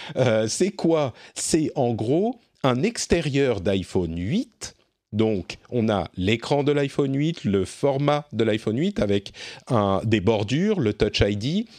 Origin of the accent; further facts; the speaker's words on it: France; chez nous, en France